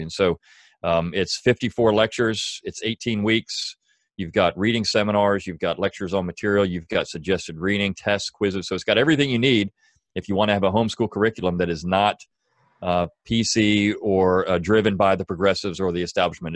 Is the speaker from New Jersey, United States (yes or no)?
no; Delaware, United States; moved away; I am from Delaware originally